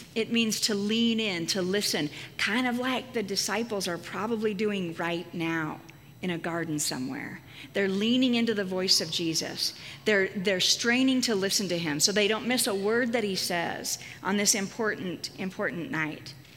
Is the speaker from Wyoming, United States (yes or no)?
yes; Casper, Wyoming, United States; my hometown of Casper, Wyoming